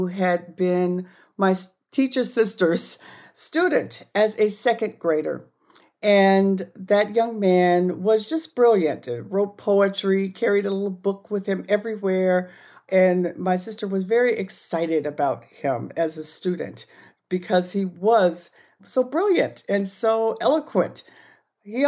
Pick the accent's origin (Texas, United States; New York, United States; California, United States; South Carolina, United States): California, United States; Gardena; I grew up in Gardena, California, just outside of Los Angeles, about 10 miles away from Los Angeles